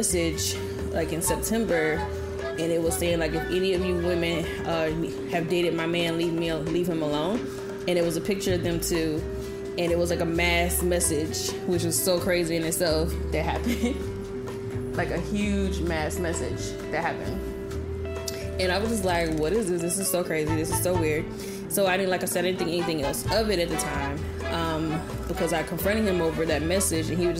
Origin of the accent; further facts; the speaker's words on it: Birmingham, Alabama, United States; I'm from Alabama, and the largest city in Alabama is Birmingham, where I'm from.